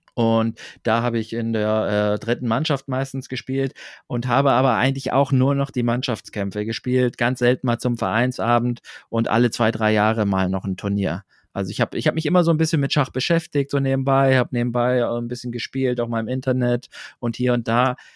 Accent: Braunschweig area, Lower Saxony, Germany; ich bin auf dem Dorf aufgewachsen, im Großraum Braunschweig

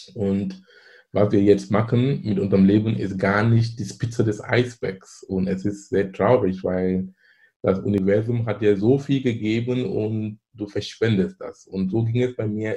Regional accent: Cameroon; German is a second language; moved away as an adult; now in Germany; ich komme gebürtig aus Kamerun. Ich lebe in Deutschland hier seit fast 20 Jahren. Bin ich damals zum Studieren gekommen

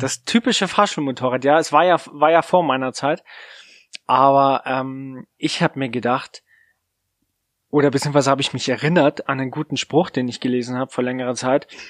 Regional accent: Munich area, Bavaria, Germany; Ich bin sogar in München geboren

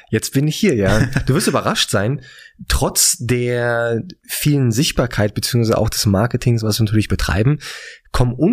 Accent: Berlin, Germany; auch wenn ich gebürtiger Berliner

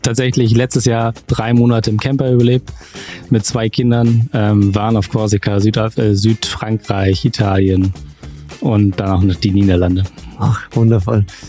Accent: Wilhelmshaven, Lower Saxony, Germany; now in Munich, Germany; Sebastian und ich sind zusammen groß geworden in Wilhelmshaven, in der Nordsee

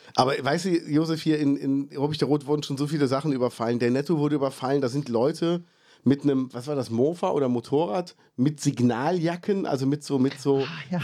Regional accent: Ruppichteroth, North Rhine-Westphalia, Germany; also born or lived in Cologne; so ein Heimatgefühl habe ich eigentlich nur hier.

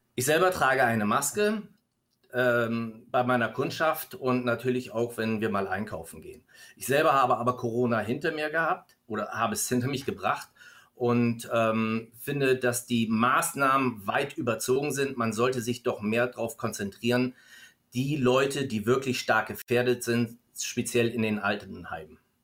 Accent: Stuttgart, Baden-Württemberg, Germany; hier bei uns in Stuttgart

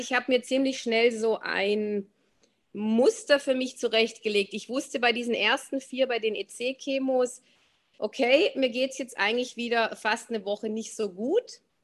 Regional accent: Swabia, Germany; also born or lived in Black Forest, near Freiburg; now in Black Forest near Freiburg, Germany; ich bin von Haus aus Schwäbin, wohne aber jetzt im Schwarzwald.

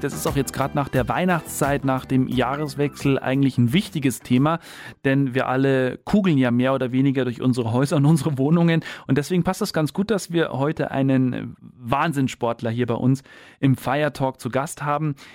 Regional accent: Bayerisch Gmain, Bavaria, Germany; Also ich bin in Bayerisch Gemein groß geworden, direkt am Fuße eigentlich vom Wappachkopf und Dötzenkopf

